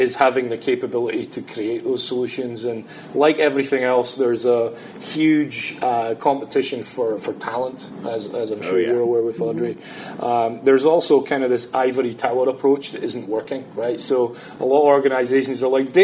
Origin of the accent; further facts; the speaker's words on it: Scotland, United Kingdom; moved away; I'm Scottish.